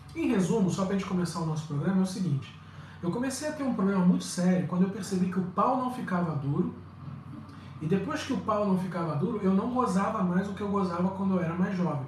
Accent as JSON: {"language": "Portuguese", "country": "Brazil", "moved": "as an adult", "lives_now": "Lisbon, Portugal", "said": "depois que eu saí do Brasil"}